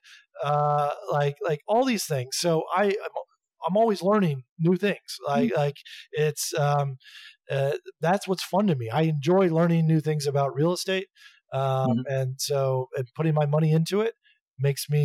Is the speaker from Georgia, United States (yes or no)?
yes; Atlanta, Georgia, United States; moved away; also born or lived in New York City, United States; my hometown's Atlanta. So, I recently moved back to Atlanta